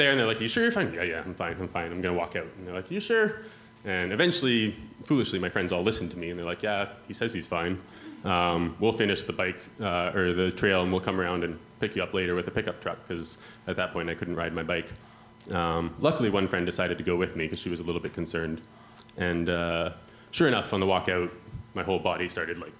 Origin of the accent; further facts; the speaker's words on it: Yukon, Canada; moved away as an adult; now in Bristol, United Kingdom; You can probably tell from my accent that I'm not from around here. I come from northern Canada, close to Alaska, a place called the Yukon.